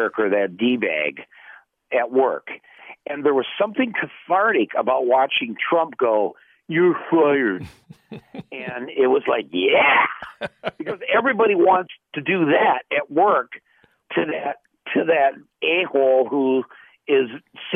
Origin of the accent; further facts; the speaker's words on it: Flint, Michigan, United States; had I grown up just 60 miles to the south of Flint